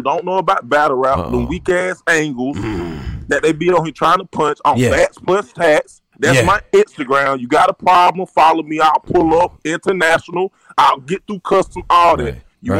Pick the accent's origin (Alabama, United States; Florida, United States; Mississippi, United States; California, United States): Alabama, United States; I'm from Alabama, born and raised from the South, the dirty South.